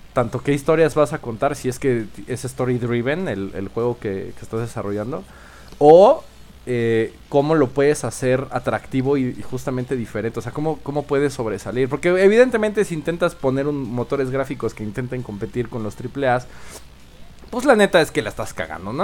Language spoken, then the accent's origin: Spanish; Mexico